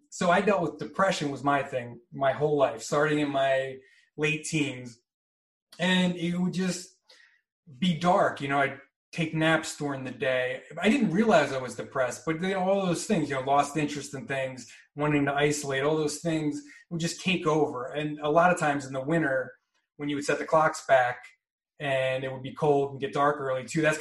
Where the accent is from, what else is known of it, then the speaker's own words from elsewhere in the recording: East Coast, United States; But I'm from the East Coast